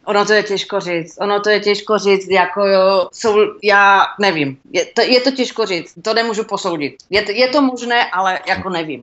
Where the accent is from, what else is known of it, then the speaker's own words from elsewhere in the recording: Czechia; moved away as an adult; now in Texas, United States; Češi, jak jako národ takový eh, nějak my nějak nejsme hrdí na to, že jsme Češi